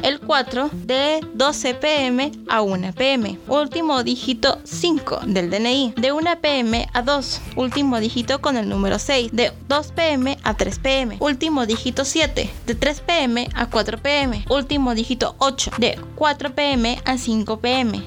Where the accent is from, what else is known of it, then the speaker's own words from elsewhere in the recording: Peru; en mi país, en Perú